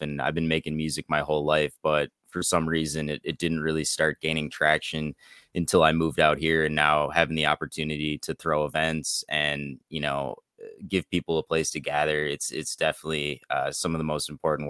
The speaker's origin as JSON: {"language": "English", "region": "Minnesota", "country": "United States", "also_born_or_lived": "Colorado", "lives_now": "Oregon, United States", "said": "I'm from Minnesota."}